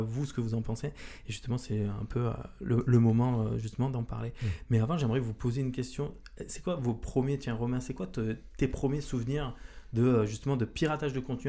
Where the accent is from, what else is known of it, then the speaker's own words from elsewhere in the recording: Marseille, Provence-Alpes-Côte d'Azur, France; now in Orléans, France; je viens de Marseille, j'arrive ici dans notre belle ville d'Orléans